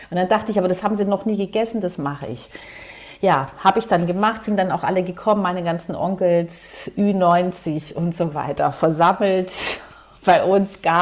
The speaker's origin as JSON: {"language": "German", "region": "Southern Germany", "country": "Germany", "tie": "born or raised there", "said": "Und ich bin ja in Süddeutschland groß geworden"}